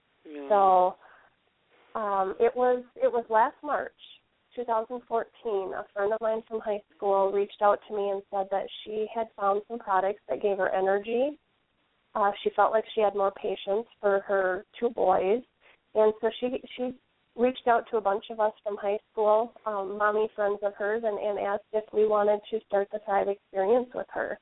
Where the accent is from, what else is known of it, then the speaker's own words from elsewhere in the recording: Wisconsin, United States; also born or lived in Illinois; I was born in Illinois, and I've lived in Wisconsin for as long as I can remember